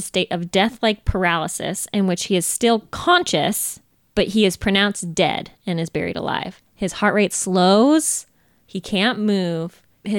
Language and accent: English; Sacramento, California, United States; born there; also born or lived in Carmel, Indiana; I was born in Sacramento, California. I lived a great deal of time in Carmel, Indiana.